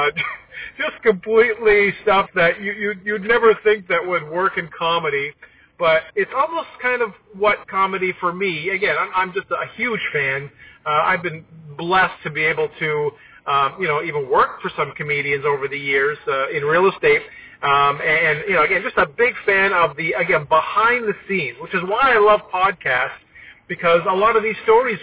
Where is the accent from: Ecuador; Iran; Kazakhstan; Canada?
Canada; Toronto, Ontario; growing up in Toronto, on SCTV